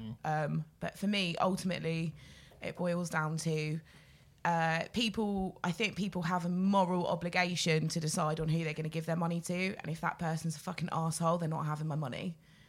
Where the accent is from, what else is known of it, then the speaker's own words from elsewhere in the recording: Bristol, South West England, United Kingdom; I'm also from Bristol.